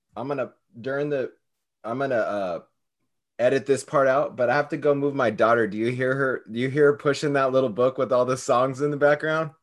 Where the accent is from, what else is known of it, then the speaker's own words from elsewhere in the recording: California, United States; now in Hawaii, United States; I'm from California. I live in Hawaii